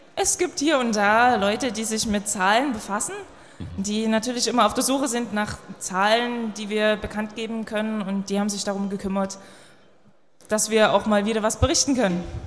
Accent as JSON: {"language": "German", "town": "Dresden", "region": "Saxony", "country": "Germany", "said": "Ich bin selbst aus Dresden"}